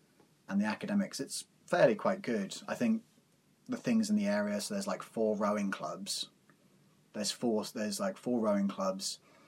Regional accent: Forest of Dean, South West England, United Kingdom; it was Blakeney Primary School. And then, and that was in the middle of Forest of Dean. I was born and raised, I was raised in the Forest of Dean.

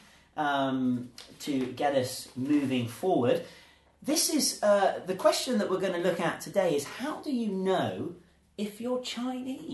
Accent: England, United Kingdom; now in Zhuhai, China; I was born in England too

